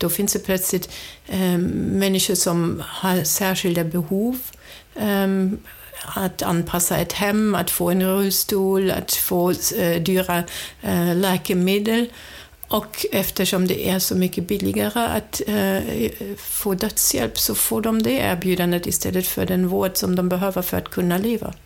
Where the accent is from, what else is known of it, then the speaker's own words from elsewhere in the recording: Germany; Swedish is a second language; moved away as an adult; now in Sweden; jag kommer från Tyskland. Jag är uppvuxen i en stor familj